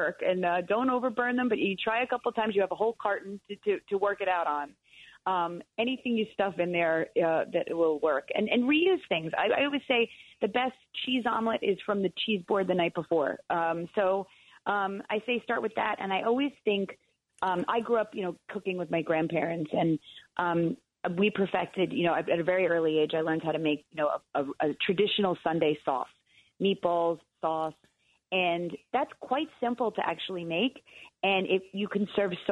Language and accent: English; New York, United States; I'm such a New Yorker